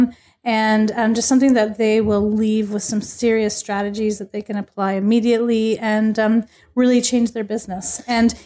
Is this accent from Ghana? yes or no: no; Niagara region, Ontario, Canada; that's where I'm from